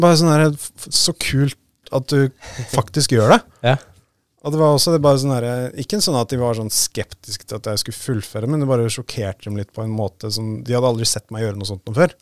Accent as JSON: {"language": "Norwegian", "town": "Drøbak", "region": "Akershus", "country": "Norway", "moved": "yes", "lives_now": "Oslo, Norway", "said": "jeg, jeg, bor i Oslo, og så er jeg fra Drøbak"}